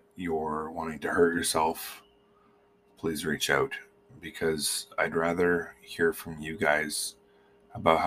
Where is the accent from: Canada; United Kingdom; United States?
Canada; Manitoba; moved away; I'm from Manitoba